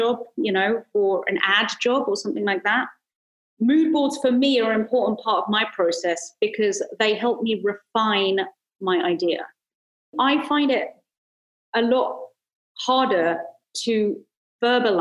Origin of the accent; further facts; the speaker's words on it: London, United Kingdom; moved away as an adult; now in Los Angeles, United States; I came from East London, Hackney, and ended up moving to LA into Hollywood